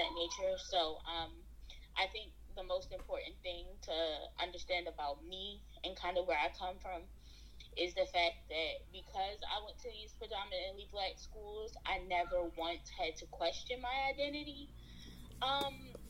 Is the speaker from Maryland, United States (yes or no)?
yes; Baltimore, Maryland, United States; I was born in Baltimore, Maryland, and subsequently that's where I spent majority of my life